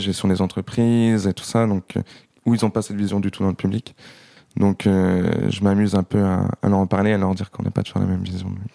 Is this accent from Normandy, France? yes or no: yes; Saint-Lô, Normandy, France; now in Granville, France; je suis né à Saint-Lô, j'ai grandi à Saint-Lô